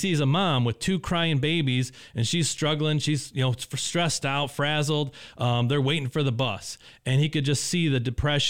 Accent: Indianapolis, Indiana, United States; I was actually from Indianapolis originally

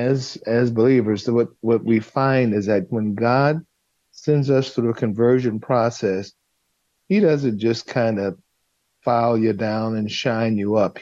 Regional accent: Los Angeles, California, United States; I was raised in South Central Los Angeles

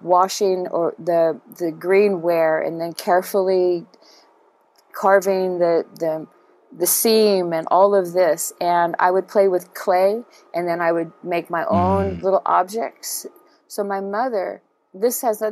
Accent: Chula Vista, California, United States; also born or lived in Hawaii; my mother and father bought a house in Chula Vista, and so that's the house I grew up

